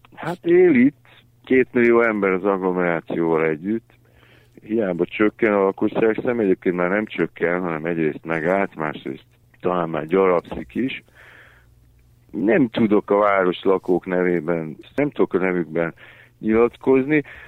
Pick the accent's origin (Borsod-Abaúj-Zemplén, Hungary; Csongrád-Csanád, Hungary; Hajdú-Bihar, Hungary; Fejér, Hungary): Hajdú-Bihar, Hungary; Debrecen; moved away as an adult; now in Budapest, Hungary; a szülővárosom is az Debrecen